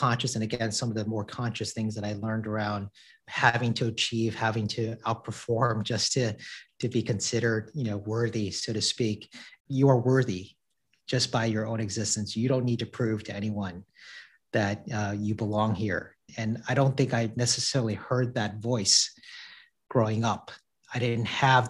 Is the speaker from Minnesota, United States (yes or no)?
no; St. Louis, Missouri, United States; also born or lived in New York City; I grew up in St. Louis, Missouri. So I'm a Midwest kid at heart